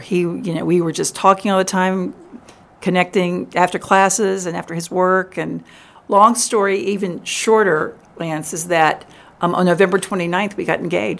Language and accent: English; Richmond, Virginia, United States; now in Memphis, United States; I grew up in Richmond, which was a great place